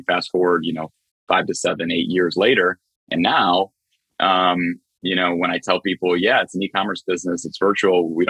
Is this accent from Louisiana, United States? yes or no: no; Cleveland, Ohio, United States; I'm from Cleveland, Ohio.